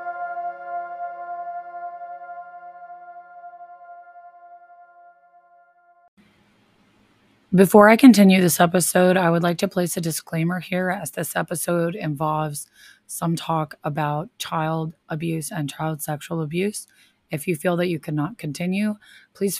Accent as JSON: {"language": "English", "region": "Pennsylvania", "country": "United States", "said": "my home state of Pennsylvania"}